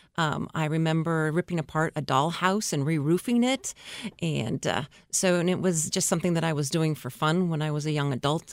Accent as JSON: {"language": "English", "region": "Oregon", "country": "United States", "tie": "born or raised there", "also_born_or_lived": "Portland / Seattle, Washington", "moved": "yes", "said": "I'm at Valley, which is in Oregon"}